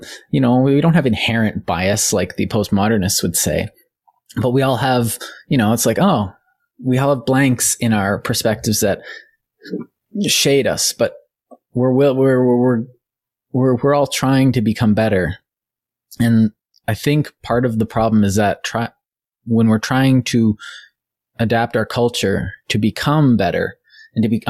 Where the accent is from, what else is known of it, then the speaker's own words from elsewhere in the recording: Winnipeg, Manitoba, Canada; I grew up in Winnipeg.